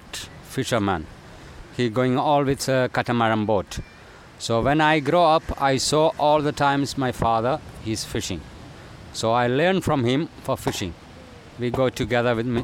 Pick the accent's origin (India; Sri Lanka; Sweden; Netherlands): India; Kovalam, Kerala; I grew up in Kerala, Kovalam